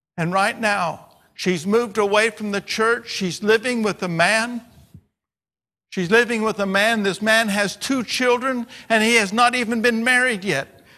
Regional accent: United States; my language as American

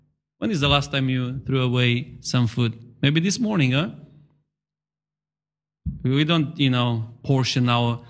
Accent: Romania; moved away; I come from Romania

